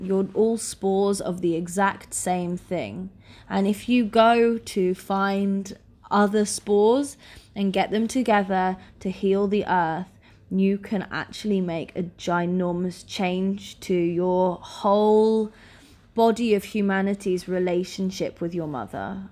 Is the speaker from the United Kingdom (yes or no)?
yes; Norfolk, East of England, United Kingdom; I grew up in Norfolk in the U K